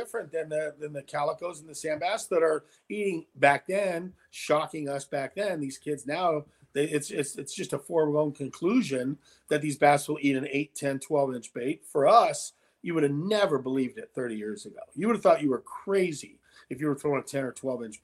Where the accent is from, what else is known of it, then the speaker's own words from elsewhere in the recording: Huntington Beach, California, United States; I grew up in Southern California, Orange County, starting off in the ocean fishing